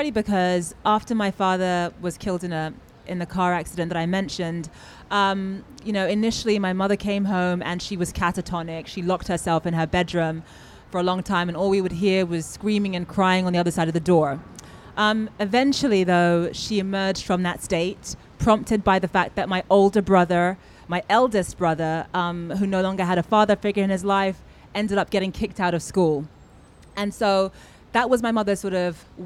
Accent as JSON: {"language": "English", "country": "Nigeria", "said": "because I'm Nigerian"}